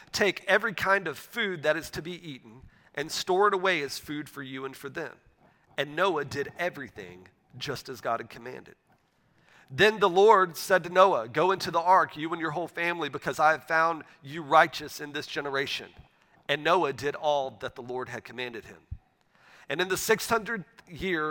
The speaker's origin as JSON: {"language": "English", "area": "a town outside Pensacola", "region": "Florida", "country": "United States", "tie": "born or raised there", "moved": "yes", "said": "my wife and I, we grew up in Northwest Florida. We grew up in a town outside of the city of Pensacola, Florida."}